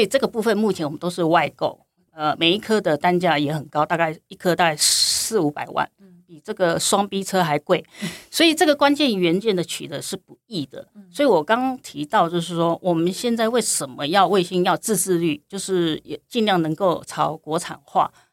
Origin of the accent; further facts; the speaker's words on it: Zhubei, Hsinchu County, Taiwan; also born or lived in Birmingham, United Kingdom; 我本身来自新竹县竹北，呃，竹北市乡下长大的小孩